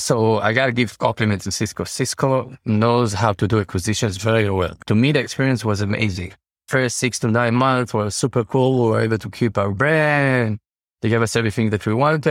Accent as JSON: {"language": "English", "town": "Tel Aviv", "region": "Tel Aviv District", "country": "Israel", "said": "I'm from Israel, from Tel Aviv"}